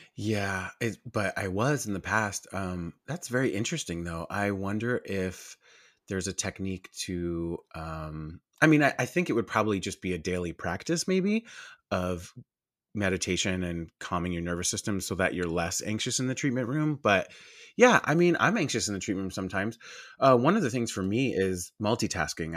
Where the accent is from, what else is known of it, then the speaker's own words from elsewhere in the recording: Long Island, New York, United States; I'm from Long Island, New York